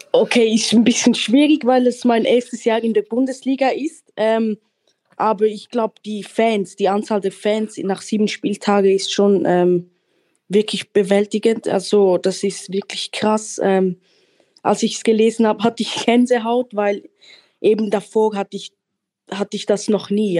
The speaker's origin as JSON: {"language": "German", "country": "Switzerland", "tie": "born or raised there", "moved": "yes", "lives_now": "Germany", "said": "ich bin auch in der Schweiz geboren und aufgewachsen"}